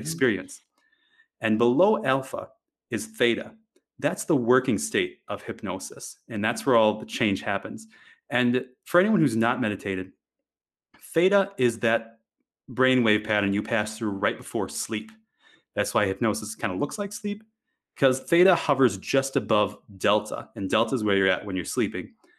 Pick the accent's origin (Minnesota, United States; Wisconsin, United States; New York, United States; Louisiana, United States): Wisconsin, United States; moved away; I grew up in Wisconsin, of all places